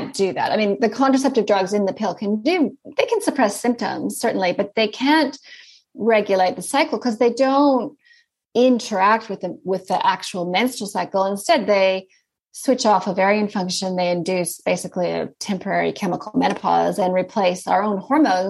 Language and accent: English; Canada; accent: Canadian; also born or lived in Sydney, Australia; now in Christchurch, New Zealand; As you can probably hear, I have a Canadian accent. So I'm from Canada, but then I lived in Sydney for about 15 years